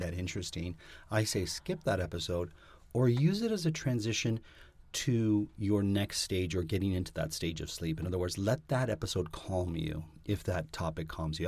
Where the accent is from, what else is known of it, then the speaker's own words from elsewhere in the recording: Canada; I'm Canadian